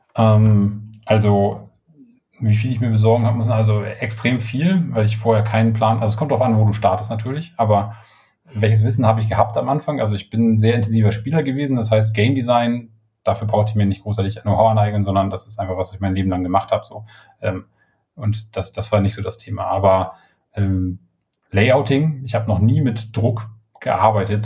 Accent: Schleswig, Schleswig-Holstein, Germany; moved away; ich komme ja aus Norddeutschland, also Schleswig-Holstein, ähm, sei immer und ähm, habe auch äh, die nicht die ersten zehn, aber die zweiten zehn Jahre meines Lebens habe ich äh, in Schleswig verbracht und bin da aufgewachsen

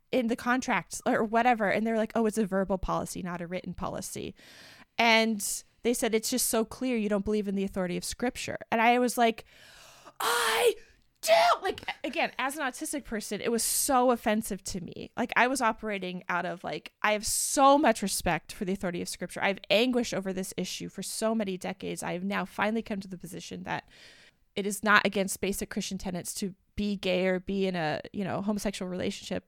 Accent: United States; we're from the United States. We were both raised in white evangelical families

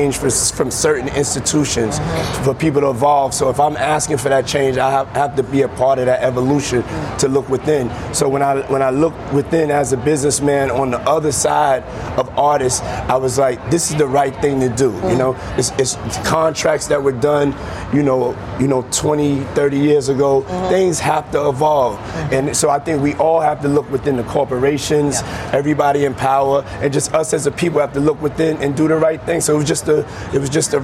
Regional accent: New York, United States; moved away; come back to New York and open up three schools in my hometown

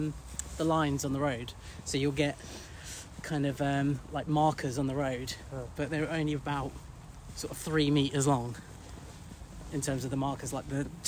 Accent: England, United Kingdom; Yeah, I'm from England, but England is in the UK.

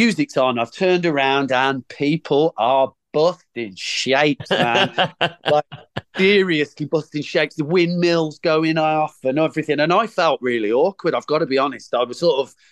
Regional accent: Birmingham, West Midlands, United Kingdom; I'm from Birmingham

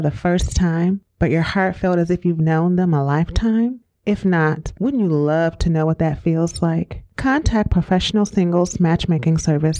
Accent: Midwest, United States; now in Wisconsin, United States

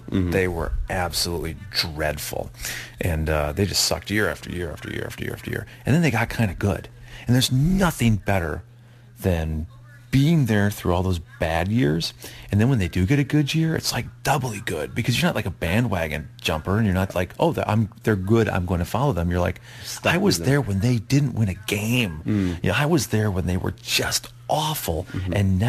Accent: Wisconsin, United States; now in Clarksville, Tennessee, United States; I grew up in Wisconsin following the Green Bay Packers

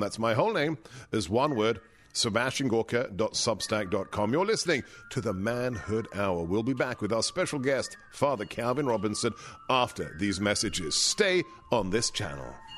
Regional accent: London, United Kingdom; moved away; the forty years since I was a child growing up in West London

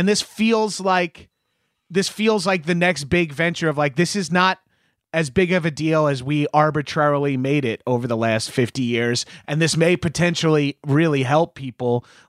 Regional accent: Long Island, New York, United States; I'm from Long Island, New York, which is, you know, pretty heavy in the opiates world.

